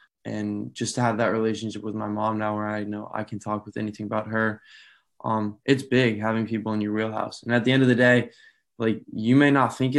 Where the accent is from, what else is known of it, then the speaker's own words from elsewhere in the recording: Albuquerque, New Mexico, United States; born there; also born or lived in Severna Park, Maryland; I was born in Albuquerque, New Mexico, but moved around a lot with my dad in the Air Force. So most recently lived in Severna Park, Maryland.